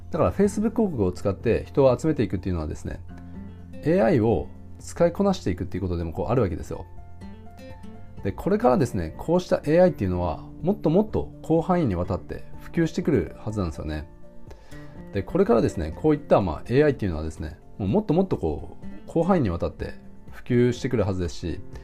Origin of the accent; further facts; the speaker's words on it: Japan; 僕ら日本人のあの、教育観